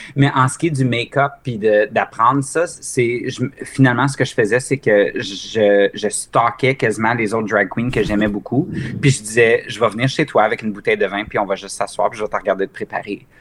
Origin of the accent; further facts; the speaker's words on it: Mont-Laurier, Quebec, Canada; moved away; also born or lived in Ontario; ma ville natale, au Québec, de Mont-Laurier, qui est au nord de Gatineau.